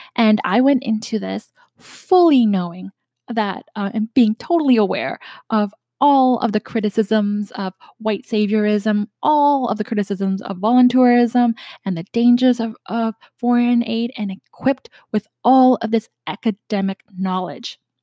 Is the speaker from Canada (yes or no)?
yes; Canada; I'm from Canada